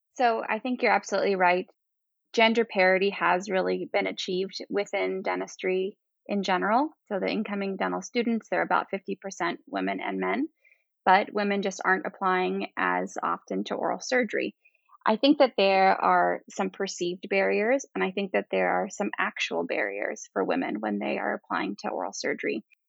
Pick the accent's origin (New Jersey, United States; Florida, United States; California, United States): Florida, United States; Miami; moved away as an adult; also born or lived in New York; now in Michigan, United States; I'm from Miami, Florida